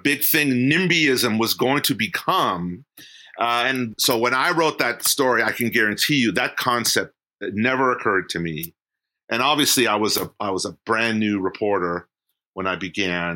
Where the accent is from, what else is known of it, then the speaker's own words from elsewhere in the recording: San Jose, California, United States; now in Sacramento, United States; I grew up in San Jose when it was a very different place. I grew up in San Jose in the 70s